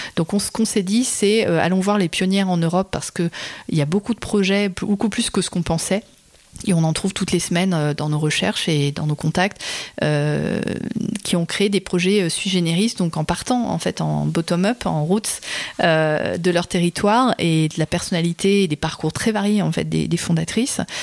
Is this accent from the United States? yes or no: no; Berry, Centre-Val de Loire, France; moved away; j'ai grandi dans le Berry